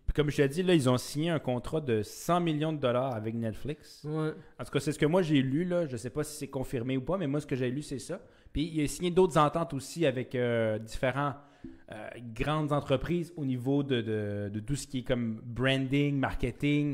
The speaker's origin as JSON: {"language": "French", "town": "Chibougamau", "region": "Quebec", "country": "Canada", "said": "je viens de, du, nord du Québec. Je viens d'une petite ville."}